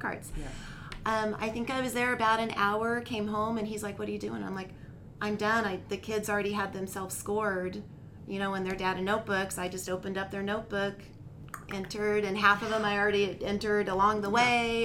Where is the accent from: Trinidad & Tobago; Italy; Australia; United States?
United States; Bay Area, Central Valley, California; moved away as an adult; now in Nevada, United States; I grew up in California, Bay Area, and then the Central Valley